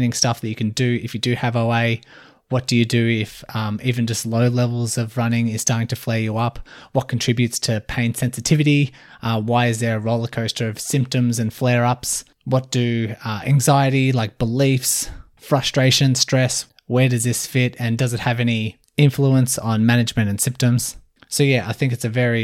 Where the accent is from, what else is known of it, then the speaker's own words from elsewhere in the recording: Melbourne, Victoria, Australia; I'm from Melbourne, Australia.